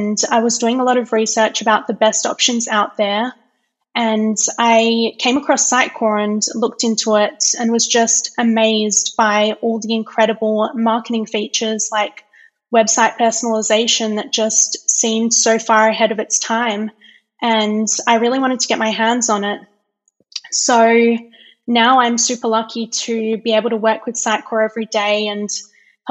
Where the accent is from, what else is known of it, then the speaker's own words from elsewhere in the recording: Perth, Western Australia, Australia; moved away as an adult; now in Calgary, Canada; I'm originally from Perth in Western Australia, but I've been living in Calgary in Alberta, Canada for the past 2 years.